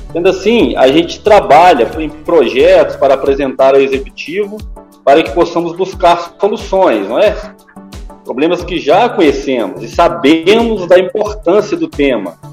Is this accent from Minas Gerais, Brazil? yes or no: yes; Barbacena, Minas Gerais, Brazil; passei minha infância em Senhora das Dores, distrito aqui de Barbacena